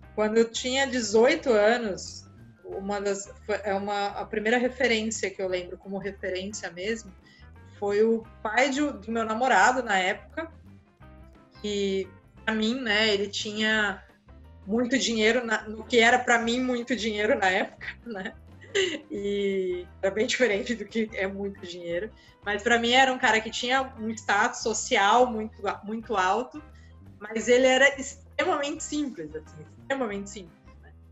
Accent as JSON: {"language": "Portuguese", "town": "Santos", "region": "São Paulo", "country": "Brazil", "tie": "born or raised there", "said": "Eu nasci aqui em Santos, né? Moro em Santos ainda até hoje"}